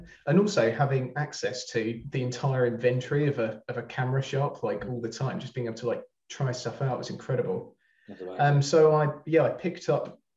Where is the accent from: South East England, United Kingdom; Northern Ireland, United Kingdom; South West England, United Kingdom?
South East England, United Kingdom; Brighton; moved away as an adult; now in Manchester, United Kingdom; I'm not from there, as you can probably tell by my accent. I'm from Brighton, but I moved up here a couple of years ago